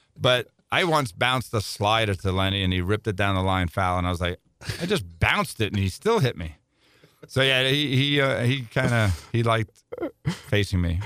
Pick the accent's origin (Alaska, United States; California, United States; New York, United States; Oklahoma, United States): New York, United States; I'm from New York